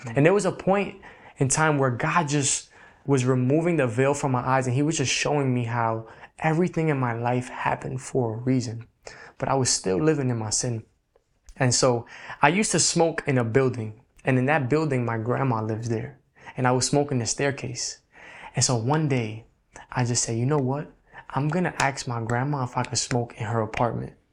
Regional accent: New York City, New York, United States; I was born and raised in the Bronx, New York.

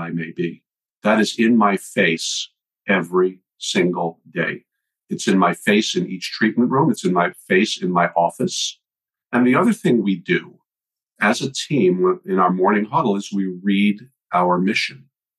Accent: New York, United States; moved away; also born or lived in Virginia; I was born and raised in New York, went to school at Virginia Commonwealth University

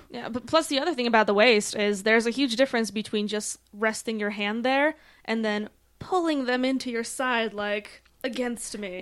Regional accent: Poland; also born or lived in Denver; now in Colorado Springs, United States; originally, though, I am from Poland.

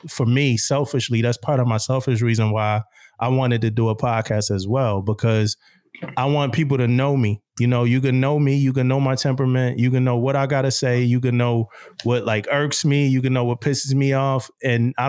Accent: Philadelphia, Pennsylvania, United States; born or raised there; moved away as an adult; also born or lived in Jacksonville

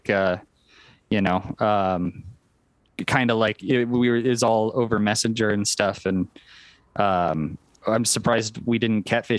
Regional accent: Wyoming, United States; Yeah, I mean it's a tundra where I live, so it's 8 months of winter and lots of wind.

